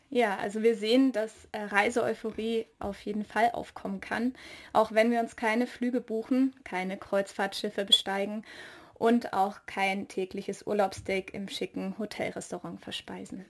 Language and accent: German; the South, Southern Germany, Germany; Ich komme ja aus dem Süden